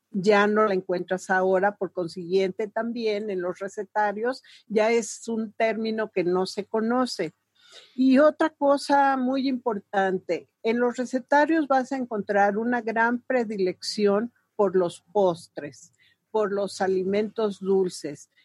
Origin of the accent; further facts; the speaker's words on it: Puebla, Mexico; mujer poblana que viene de una familia